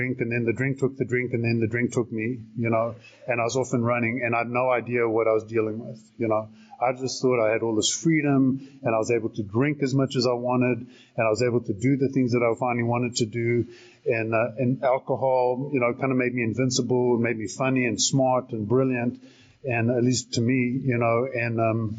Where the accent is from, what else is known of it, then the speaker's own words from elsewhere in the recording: South Africa; also born or lived in Salt Lake City, United States; now in Arizona, United States; I'm originally from South Africa, and born and raised there.